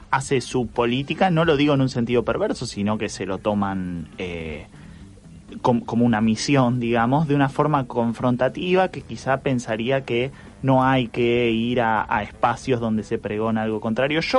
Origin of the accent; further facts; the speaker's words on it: Villa Soldati, Buenos Aires, Argentina; born there; Yo nací en Villa Soldati, soy de lila y peronista.